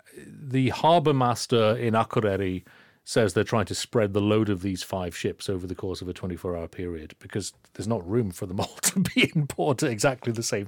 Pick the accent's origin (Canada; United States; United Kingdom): United Kingdom; Inverness, Scotland; I'm from Inverness